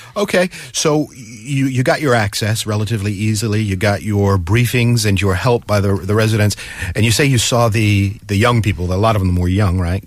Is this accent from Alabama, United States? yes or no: no; Massachusetts, United States; now in Seoul, South Korea; Massachusetts, my home state